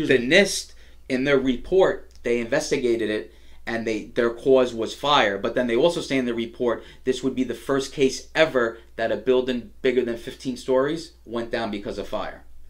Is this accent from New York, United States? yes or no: yes; New York City, New York, United States; as an as a New Yorker and an American